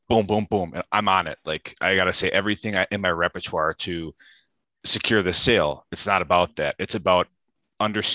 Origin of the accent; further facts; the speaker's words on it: Germantown, Wisconsin, United States; now in Milwaukee, United States; I'm from Germantown, Wisconsin, currently live in Milwaukee, Wisconsin